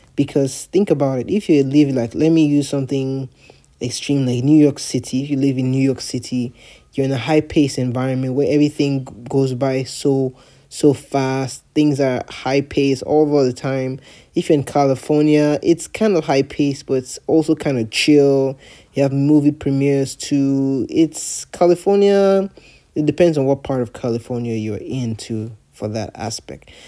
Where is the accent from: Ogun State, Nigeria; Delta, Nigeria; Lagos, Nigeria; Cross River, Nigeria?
Delta, Nigeria; Warri; moved away as an adult; also born or lived in San Antonio, Texas, United States; I grew up in Warri. I was born in Warri. I was raised in Warri. I did primary and secondary school in Warri.